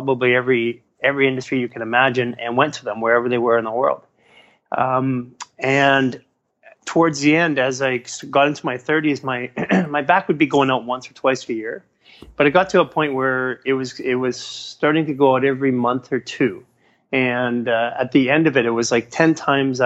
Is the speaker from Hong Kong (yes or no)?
no; Vancouver, British Columbia, Canada; now in Los Angeles, United States; I'm from Canada originally, and in Vancouver, we're a bit more liberal in all aspects of things.